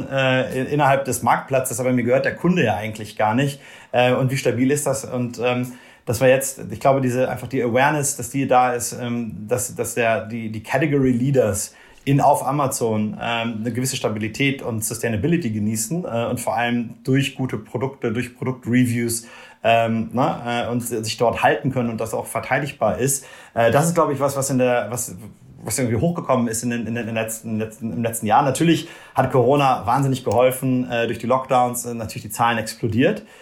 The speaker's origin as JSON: {"language": "German", "region": "Rhineland", "country": "Germany", "also_born_or_lived": "Brazil", "moved": "as an adult", "said": "komme ich, komm ich aus Deutschland, aus dem Rheinland"}